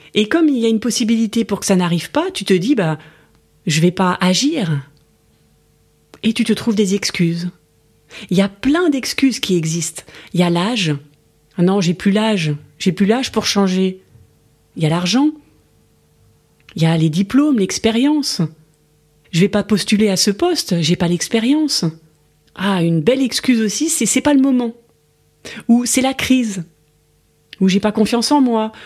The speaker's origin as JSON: {"language": "French", "country": "France", "said": "je suis française"}